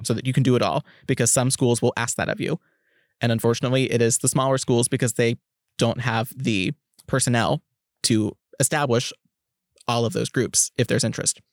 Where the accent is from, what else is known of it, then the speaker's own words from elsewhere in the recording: Oklahoma, United States; moved away; also born or lived in Kansas; I'm originally from Oklahoma, and had I stayed in state, my degree would have looked completely different